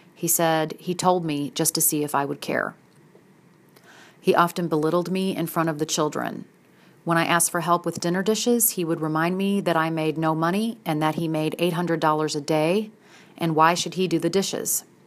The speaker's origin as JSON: {"language": "English", "town": "St. Louis", "region": "Missouri", "country": "United States", "tie": "born or raised there", "also_born_or_lived": "Philadelphia / Southern Illinois", "moved": "as an adult", "said": "relocated me back to Saint Louis, my hometown area, from Philadelphia"}